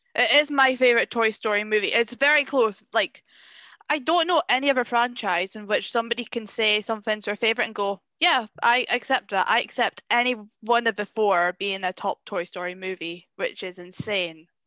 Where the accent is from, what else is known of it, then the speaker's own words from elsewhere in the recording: Scotland, United Kingdom; I am Scottish. I am a Scottish person